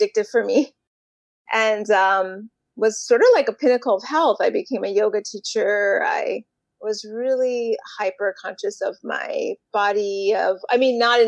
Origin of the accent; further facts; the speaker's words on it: Miami, Florida, United States; now in Boston, United States; I live in Boston, Massachusetts. Originally, I'm from Miami